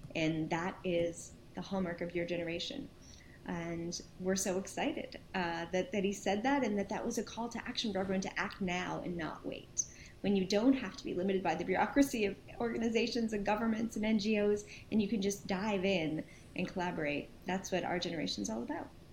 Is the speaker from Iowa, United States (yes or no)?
no; Princeton, New Jersey, United States; also born or lived in Brooklyn, New York; we moved to Princeton, New Jersey, and I lived there uh, for a bunch of years